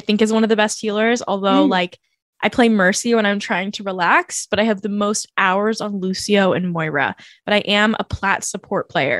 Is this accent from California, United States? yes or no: yes; California, United States; where I grew up in California